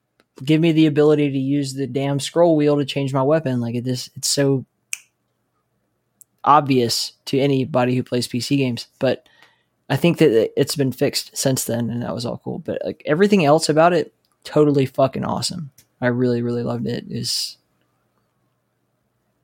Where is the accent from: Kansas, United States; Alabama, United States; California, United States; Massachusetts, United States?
Alabama, United States; I'm from Alabama